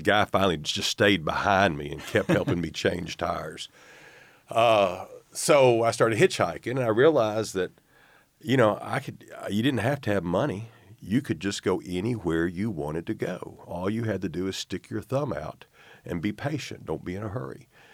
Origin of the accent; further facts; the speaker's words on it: North Little Rock, Arkansas, United States; also born or lived in Miami; born in Arkansas, family moved to Miami for six years when I was a kid